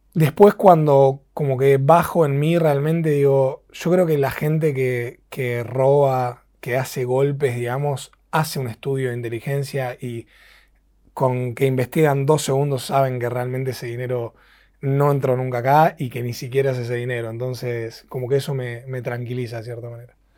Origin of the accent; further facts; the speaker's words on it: Argentina; soy el, segundo argentino en la historia